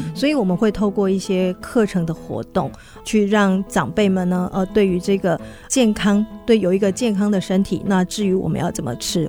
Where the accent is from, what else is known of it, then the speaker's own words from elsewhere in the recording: Beigang, Yunlin County, Taiwan; now in Huwei, Taiwan; 因为我们是云林的小孩子，那因为我，呃，出生地是在北港